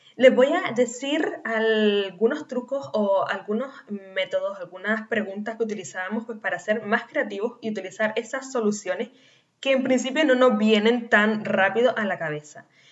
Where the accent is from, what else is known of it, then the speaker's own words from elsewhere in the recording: Canary Islands, Spain; nacida en Canarias